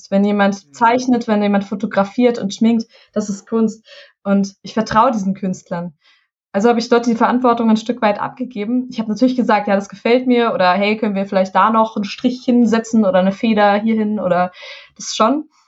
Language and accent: German; Hesse, Germany; Und ich komme aus dem Taunus, aus Hessen. Wir haben diesen wunderschönen Wald vor der Haustür und ich bin im Wald groß geworden.